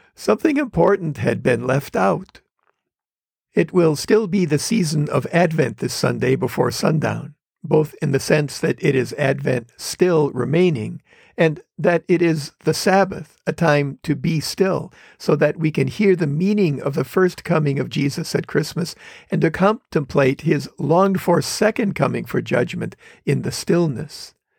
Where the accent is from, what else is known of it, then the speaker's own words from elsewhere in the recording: Wisconsin, United States; moved away as an adult; now in Los Angeles area, United States; I grew up in Wisconsin